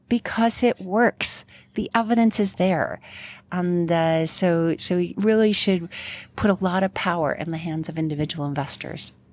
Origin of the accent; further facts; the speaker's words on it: New York, United States; now in Colorado, United States; I am from New York and not Colorado